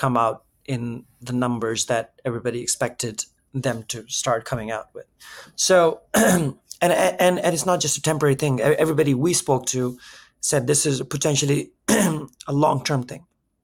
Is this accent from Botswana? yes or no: no; India; now in New York, United States; I'm Indian